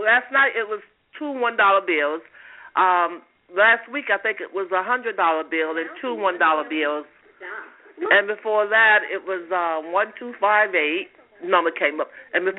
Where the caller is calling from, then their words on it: Georgia, United States; I'm calling from Georgia.